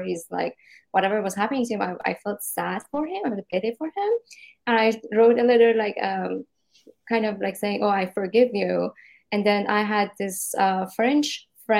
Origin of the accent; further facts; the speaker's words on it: Shiraz, Fars, Iran; moved away as an adult; now in United States; In my city, I'm from Shiraz, so it's not the capital city